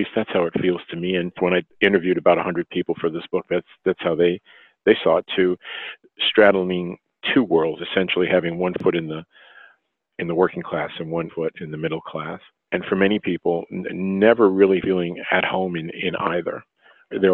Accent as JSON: {"language": "English", "town": "New York City", "region": "New York", "country": "United States", "tie": "born or raised there", "said": "I grew up working class in Brooklyn."}